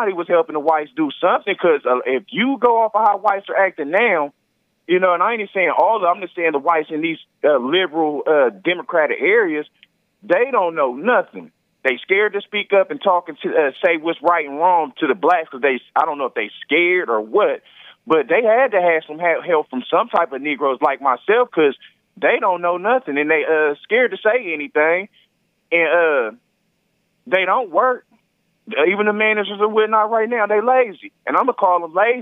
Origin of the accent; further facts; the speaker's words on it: Virginia, United States; moved away; I'm originally from Virginia